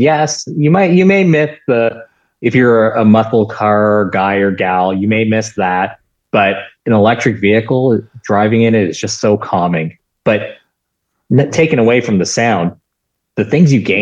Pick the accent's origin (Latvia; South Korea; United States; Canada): Canada; I'm from Canada.